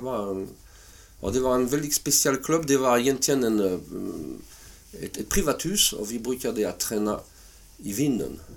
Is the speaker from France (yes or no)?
yes; southern France, France; Swedish is a second language; moved away as an adult; also born or lived in Paris, France / Halmstad, Sweden; now in Sweden; jag föddes i södra Frankrike